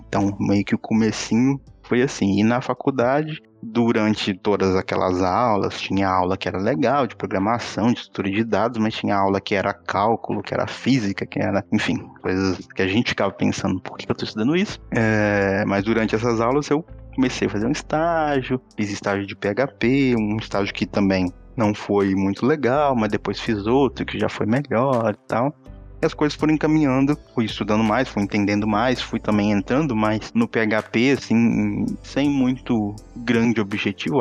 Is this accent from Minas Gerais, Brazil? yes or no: yes; Minas Gerais, Brazil; moved away as an adult; now in Portugal; moro aqui em Portugal tem 3 anos e meio, mas eu sou original de Minas Gerais